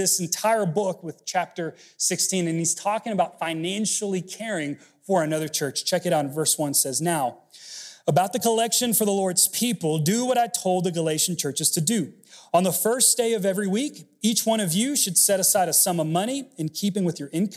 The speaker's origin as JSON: {"language": "English", "town": "Miami", "region": "Florida", "country": "United States", "tie": "born or raised there", "also_born_or_lived": "Texas State University", "moved": "yes", "said": "I grew up in Miami, and so my Cuban rolls like this."}